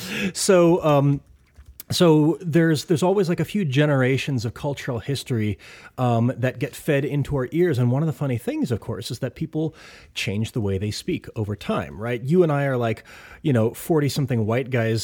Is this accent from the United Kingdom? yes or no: no; Ithaca, New York, United States; my hometown of Ithaca